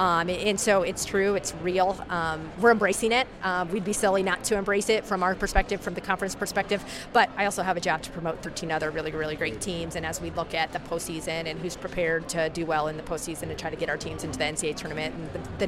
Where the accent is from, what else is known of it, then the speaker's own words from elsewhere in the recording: Iowa, United States; I grew up in Iowa.